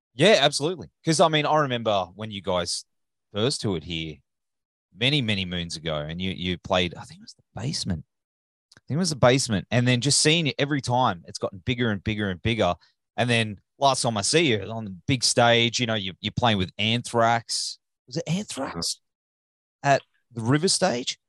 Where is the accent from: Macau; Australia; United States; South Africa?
Australia; accent: Australian; my Australian accent